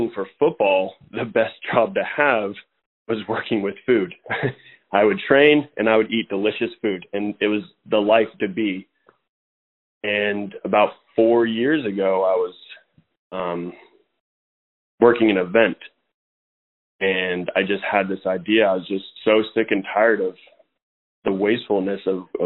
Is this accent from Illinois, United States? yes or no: no; Atascadero, California, United States; I grew up in Atascadero, California.